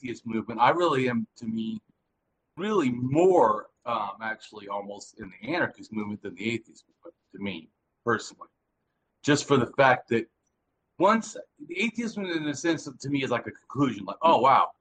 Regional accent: Southern California, United States; I'm from Southern California, and I'm an ex-innocent street kid.

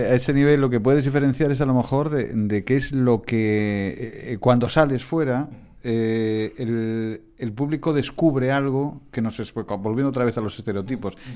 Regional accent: Galicia, Spain; que soy gallego, ¿eh?

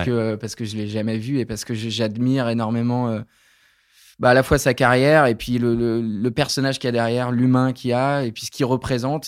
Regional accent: Creuse, Nouvelle-Aquitaine, France; J'ai grandi dans la Creuse

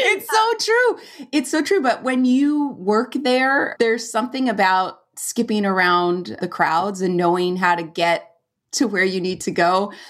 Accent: California, United States; moved away as an adult; I'm from California and we'd go to Yosemite every year in the summer

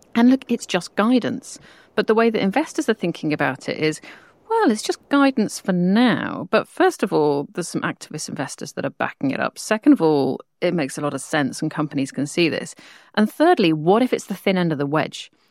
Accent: United Kingdom; I'm a Brit

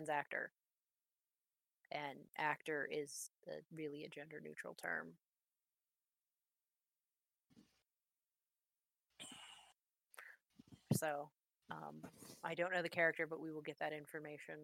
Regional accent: Ohio, United States; I'm from Ohio, not Portland

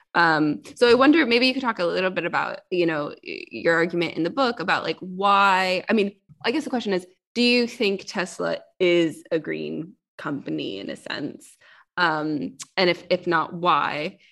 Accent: Silicon Valley, California, United States; moved away as an adult; now in United Kingdom; I'm from Silicon Valley

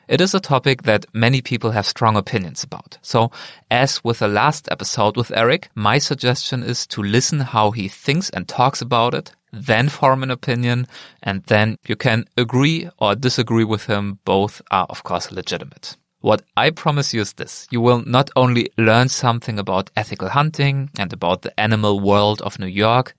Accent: Germany; moved away as an adult; now in Philadelphia, United States; my home country of Germany

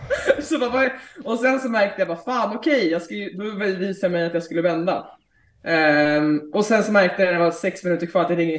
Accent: Stockholm, Stockholm County, Sweden; Ja, men precis. Eh, vi har flyttat tillbaka för, vad blir det, sju månader sedan, sex månader sedan. Så jag har inte bott i Stockholm på ett tag.

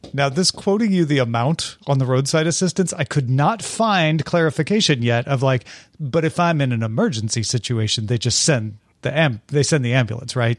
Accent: Greenville, Illinois, United States; now in Los Angeles, United States; I'm originally from Greenville, Illinois, but I live in Los Angeles now.

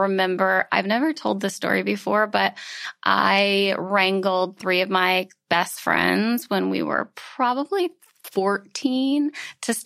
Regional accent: Louisiana, United States; I was born and raised in Louisiana

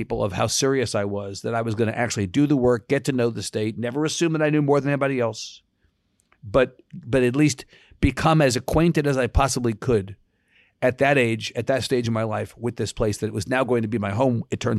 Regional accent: New York, United States; moved away as an adult; being a New Yorker, even after 30 years in Texas, is like being an alcoholic.

